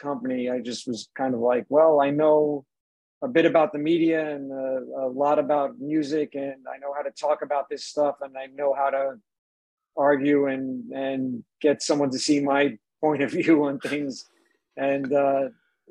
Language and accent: English; Suffolk County, Long Island, New York, United States; outside of Long Island, where I grew up in Suffolk County.